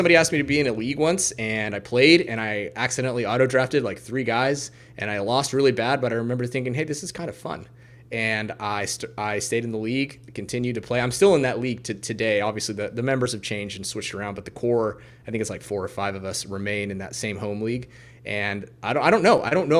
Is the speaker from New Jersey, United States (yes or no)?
no; Kansas, United States; I'm originally from Kansas, the southwest corner of Kansas. I would say the butthole of the United States.